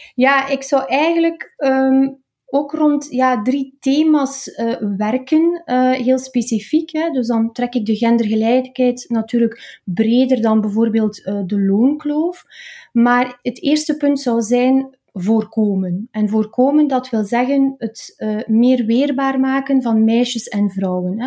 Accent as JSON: {"language": "Dutch", "town": "Oudenaarde", "region": "Flanders", "country": "Belgium", "tie": "born or raised there", "also_born_or_lived": "Maarkedal", "said": "ik kom uit Oudenaarde, dat is eh, de Vlaamse Ardennen. Ik ben er ook opgegroeid in de streek, hè, in, in Markedal."}